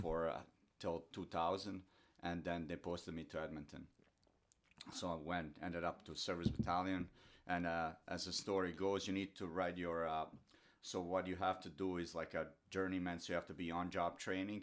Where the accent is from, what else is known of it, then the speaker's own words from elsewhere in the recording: Doboj, Republika Srpska, Bosnia & Herzegovina; English is a second language; moved away; I grew up, uh, in small town Doboj, which is northern, northern Bosnia